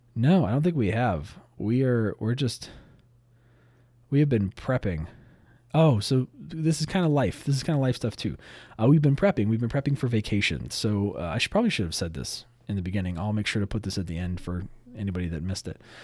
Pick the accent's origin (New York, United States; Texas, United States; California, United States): California, United States; Southern; I grew up in Southern California.